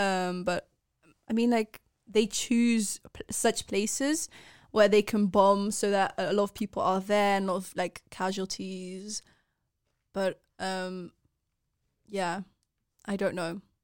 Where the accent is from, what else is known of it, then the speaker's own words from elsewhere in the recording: Netherlands; I've been born and raised in the Netherlands